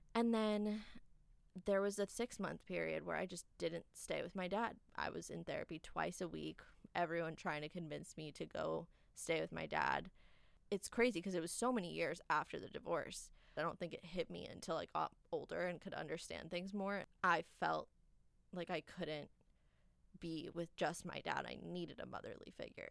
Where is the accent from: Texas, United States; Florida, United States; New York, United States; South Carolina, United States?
New York, United States; now in Los Angeles, United States; I am from New York. And then I moved to California